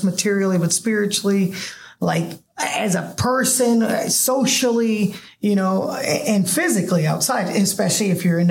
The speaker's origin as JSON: {"language": "English", "country": "United States", "tie": "born or raised there", "also_born_or_lived": "Puerto Rico", "accent": "Southern", "moved": "as an adult", "lives_now": "Maui, United States", "said": "I grew up since I was 9 in North and South Carolina."}